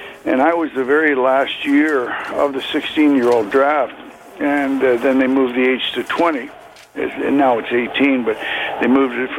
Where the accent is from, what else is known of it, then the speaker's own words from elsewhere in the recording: Toronto, Ontario, Canada; I was a huge Leaf fan growing up in Scarborough.